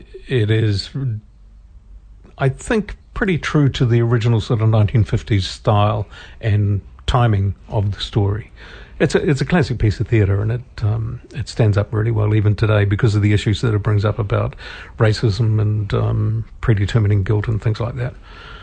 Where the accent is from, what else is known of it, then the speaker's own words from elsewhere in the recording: Morrinsville, Waikato, New Zealand; I'm also going to be travelling from Murrinsville, my hometown, to come to rehearsals.